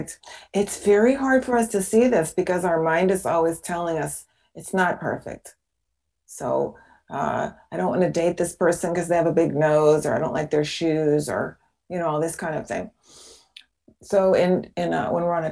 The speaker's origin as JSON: {"language": "English", "town": "Seattle", "region": "Washington", "country": "United States", "tie": "born or raised there", "moved": "as an adult", "said": "I was a neighbor of yours. I was in Seattle"}